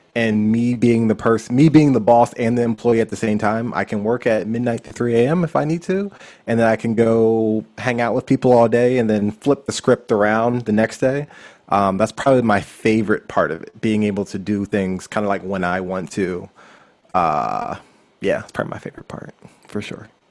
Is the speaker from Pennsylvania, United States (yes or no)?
yes; Philadelphia, Pennsylvania, United States; moved away as an adult; also born or lived in Lancaster County, Pennsylvania / South Jersey; now in Los Angeles, United States; I was born in Philadelphia, Pennsylvania